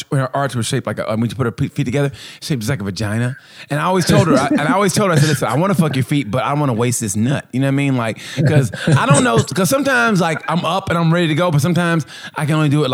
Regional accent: Oklahoma, United States; we grew up in Oklahoma back in the 70s.

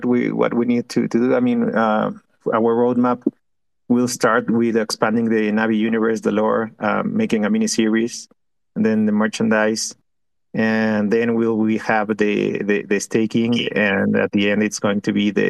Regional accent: Mexico; We are from Mexico

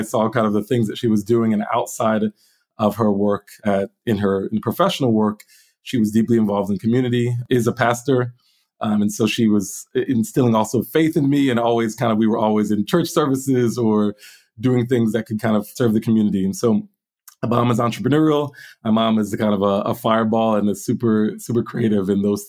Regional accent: Willingboro, New Jersey, United States; moved away as an adult; also born or lived in Philadelphia / Ghana; now in Poland; So I was born in Philadelphia, grew up in southern New Jersey, in Willingboro, New Jersey. I'm the last of my mom's five children.

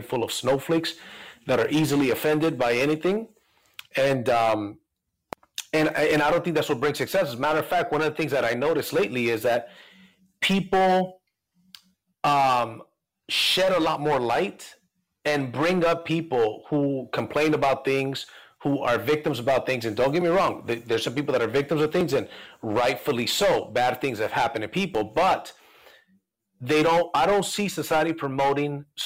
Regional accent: Mexico; moved away; I'm Latino, I'm an immigrant from Mexico

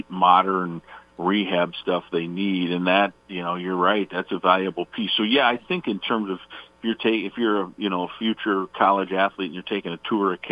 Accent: Iowa, United States; now in Minnesota, United States; I was growing up in Iowa

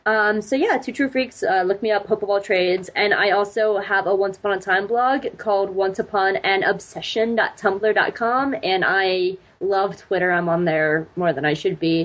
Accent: Georgia, United States; I was born and raised here

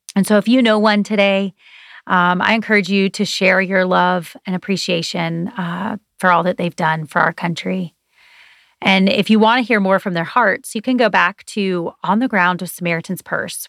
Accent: United States; We are grateful to be Americans

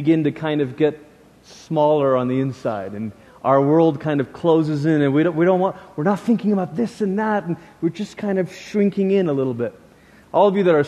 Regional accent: Peninsular Malaysia, Malaysia; moved away; we lived in the peninsula part of Malaysia

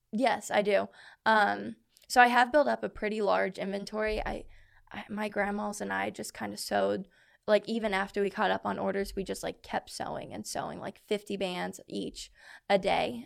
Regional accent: Columbus, Indiana, United States; I'm from Columbus, Indiana.

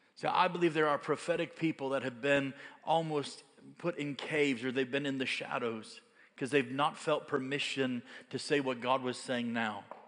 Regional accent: United States; I'm American

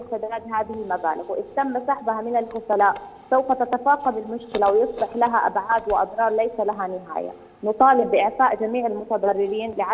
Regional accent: Jordan; أنا طالب أردنية خريجة جامعة الطفيلة التقنية

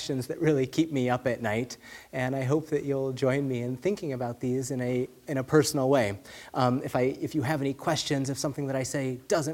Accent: California, United States; now in Phoenix, United States; I grew up in California

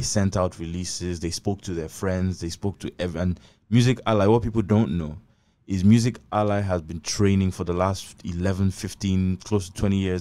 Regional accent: Abak, Akwa Ibom, Nigeria; I'm from, I'm from Abak

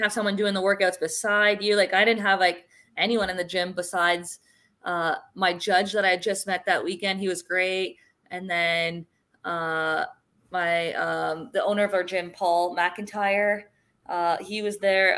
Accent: Sarnia, Ontario, Canada; moved away; when I was in Sarnia in my hometown

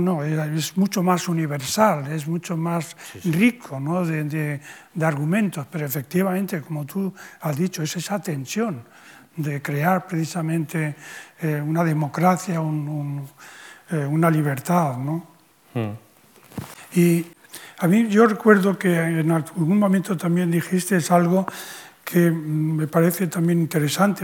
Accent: Spain; la condición de español, en, mi caso.

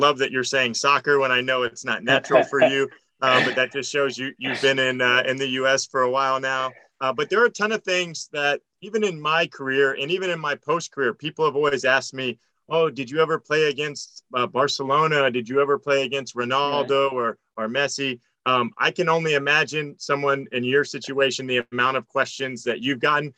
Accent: South Florida, United States; I grew up in South Florida

